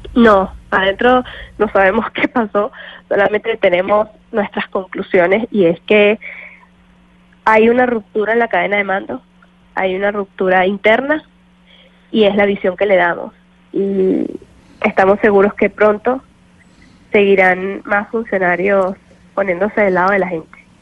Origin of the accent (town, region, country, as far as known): Venezuela